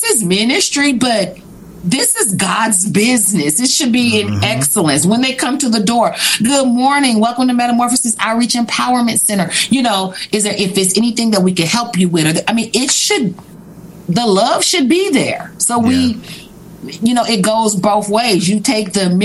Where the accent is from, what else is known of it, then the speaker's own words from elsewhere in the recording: Kansas City, Missouri, United States; now in St. Robert, United States; We're from Kansas City